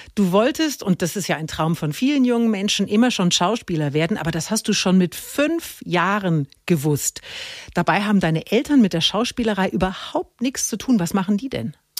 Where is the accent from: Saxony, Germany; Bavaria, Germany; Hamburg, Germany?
Bavaria, Germany; Middle Franconia; ich komme aus Mittelfranken